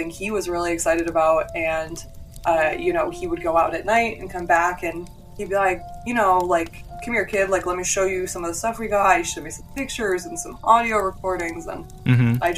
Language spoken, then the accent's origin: English; New Hampshire, United States; I grew up in New Hampshire, like right in the heart of, you know, haunted, crazy old New England